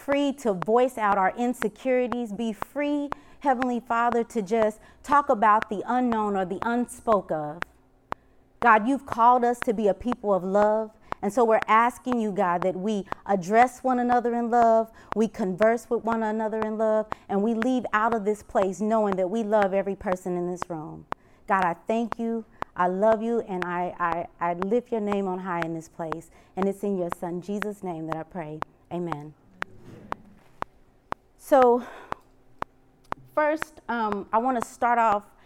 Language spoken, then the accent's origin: English; Kansas City, Missouri, United States; I'm from Kansas City